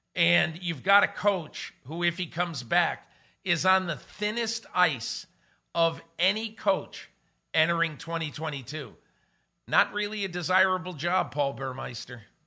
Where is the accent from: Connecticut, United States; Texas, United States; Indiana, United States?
Connecticut, United States; I grew up in Connecticut